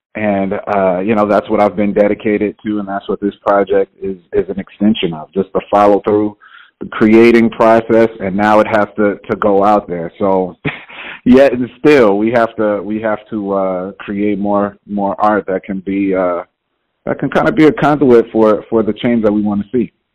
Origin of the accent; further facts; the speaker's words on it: Houston, Texas, United States; now in New York, United States; I'm originally from Houston, Texas